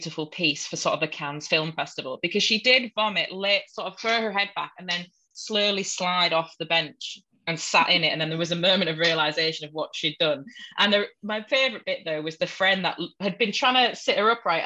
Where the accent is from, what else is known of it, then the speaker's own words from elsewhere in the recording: Hull, Yorkshire and the Humber, United Kingdom; accent: Hull; moved away as an adult; sounds like a Hull person who lived in Hull for the first 18 years of their life. Funnily enough, that's my real accent